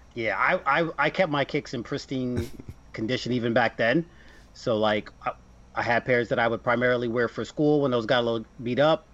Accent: New Jersey, United States; I'm from Jersey

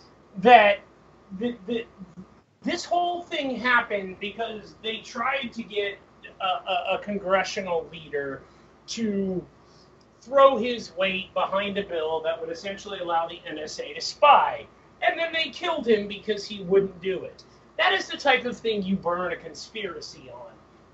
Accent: California, United States; now in Bakersfield, United States; I grew up in Southern California, and then I moved to Bakersfield to get my degrees, and I got married, and I've lived here.

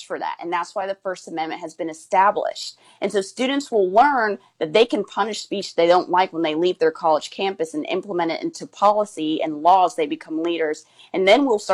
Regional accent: California, United States; My parents are from there. They immigrated to the United States, and then I was born in California

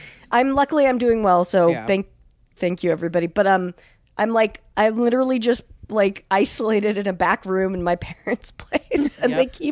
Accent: Salt Lake City, Utah, United States; also born or lived in California; I grew up in Salt Lake City. I was born in California

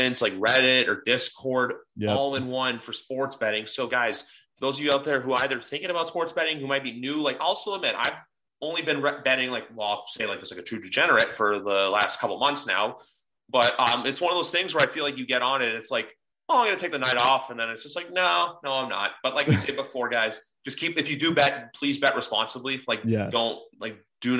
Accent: Canada; I'm actually Canadian. I don't live in the States.

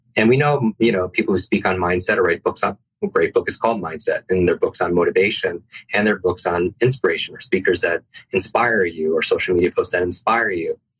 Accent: Northeast, United States; I I grew up in the Northeast

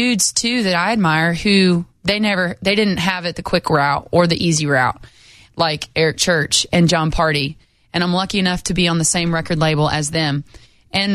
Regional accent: Lamar, Colorado, United States; I'm from Colorado, but I grew up 8 hours from Montrose

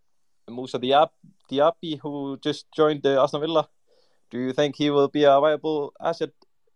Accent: Iceland; Hey, I'm from Iceland.

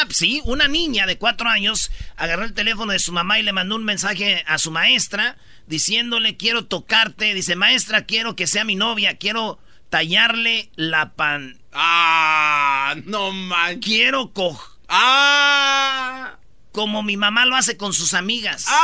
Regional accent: Mexico; Yo sé como mexicano.

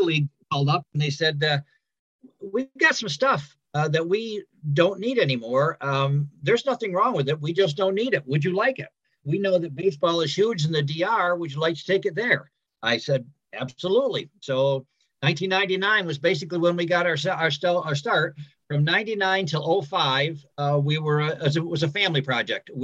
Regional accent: Cooperstown, New York, United States; I wasn't born here at the Hall of Fame, but I was born in Cooperstown.

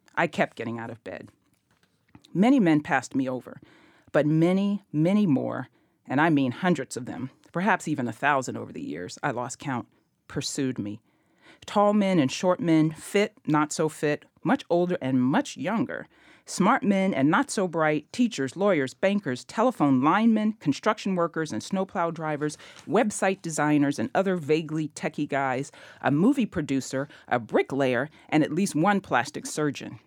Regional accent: Memphis, Tennessee, United States; growing up in Memphis

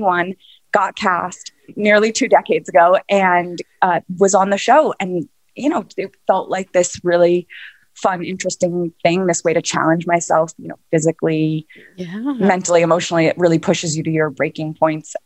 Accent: New York City, New York, United States; I was born and raised in Manhattan

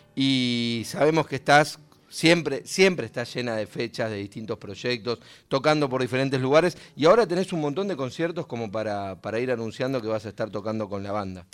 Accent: Monte Chingolo, Buenos Aires Province, Argentina; somos eh, nacidos y criados en la misma ciudad

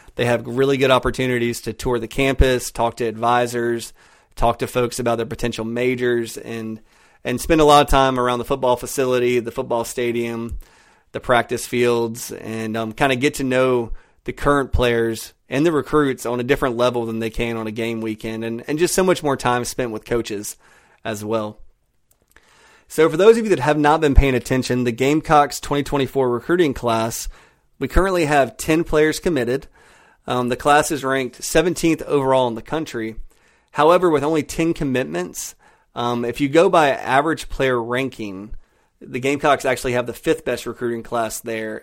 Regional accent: Florence, South Carolina, United States; Florence, which is my hometown and, and where I currently live.

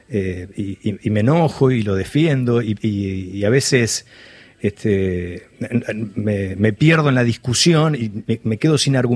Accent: Valcarce, Argentina; yo soy de Valcarce, estudié periodismo en Mar del Plata

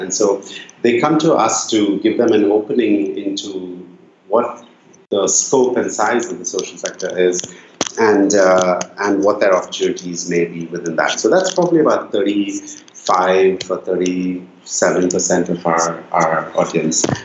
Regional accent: Bangalore, Karnataka, India; moved away; also born or lived in Nairobi; So I grew up in Bangalore in India, which when I was growing up in the 80s and 90s

